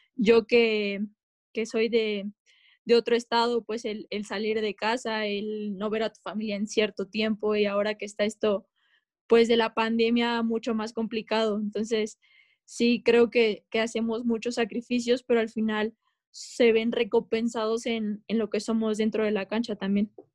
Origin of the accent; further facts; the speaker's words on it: Mexico; como mexicanas las mujeres